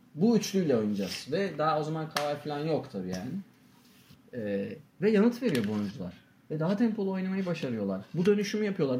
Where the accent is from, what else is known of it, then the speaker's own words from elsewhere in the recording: Turkey; biz Türk'üz